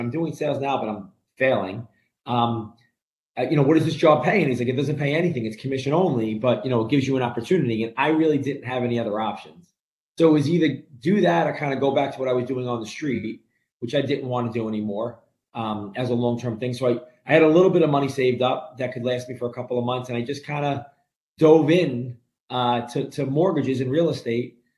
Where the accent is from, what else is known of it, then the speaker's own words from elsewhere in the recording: New York City, New York, United States; moved away as an adult; now in New Jersey, United States; grew up in a, a an Italian Brooklyn neighborhood